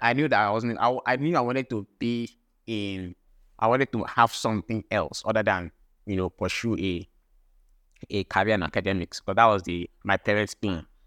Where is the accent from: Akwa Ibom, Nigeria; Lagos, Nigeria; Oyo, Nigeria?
Akwa Ibom, Nigeria; I'm from Akwa Ibom State as well.